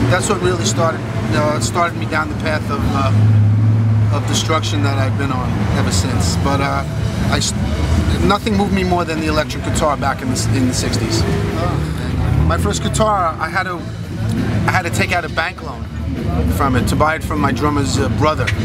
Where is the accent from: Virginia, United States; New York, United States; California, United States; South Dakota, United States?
New York, United States; New York City; And uh, I grew up in the Bronx in uh, late 50s